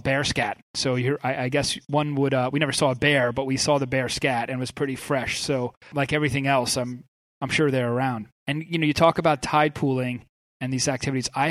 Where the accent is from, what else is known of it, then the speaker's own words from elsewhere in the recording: Long Island, New York, United States; I grew up on Long Island, you know, on the water.